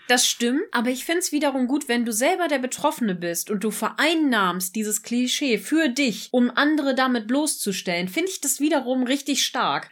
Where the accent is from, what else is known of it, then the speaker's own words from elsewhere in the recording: Germany; wir als Deutsche